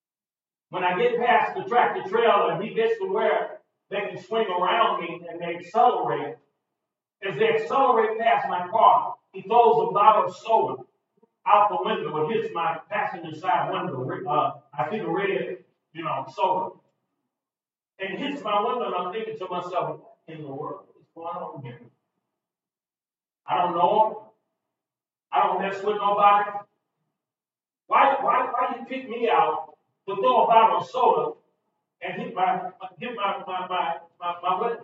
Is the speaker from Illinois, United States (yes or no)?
yes; East St. Louis, Illinois, United States; I was born in St. Louis. I grew up in East St. Louis